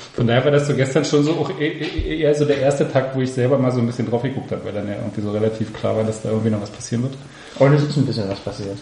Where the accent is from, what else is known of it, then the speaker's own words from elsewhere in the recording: near the Spreewald, Brandenburg, Germany; moved away; Ich komme aus, dem, also aus der Nähe des Spreewalds